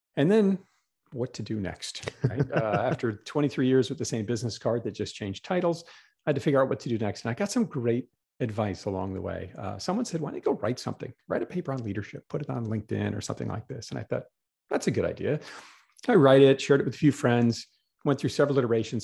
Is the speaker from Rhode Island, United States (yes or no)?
no; Green Bay, Wisconsin, United States; moved away as an adult; also born or lived in New York City; I grew up in Green Bay, Wisconsin